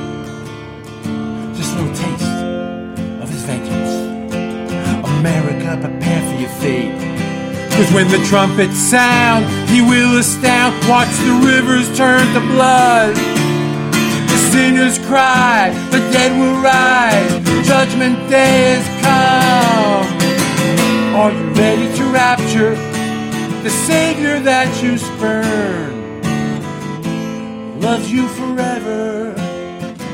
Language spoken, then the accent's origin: English; New York City, New York, United States; I'm from New York City, so there wasn't a lot, religion wasn't there